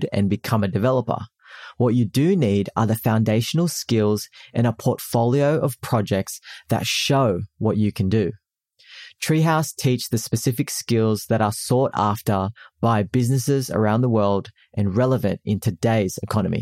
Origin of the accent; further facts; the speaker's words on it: Philippines; I'm Filipino